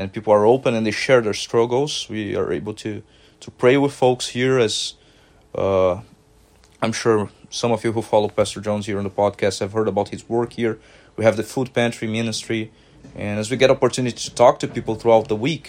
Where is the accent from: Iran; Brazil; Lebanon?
Brazil; moved away as an adult; now in Grand Rapids, United States; I'm originally from Brazil.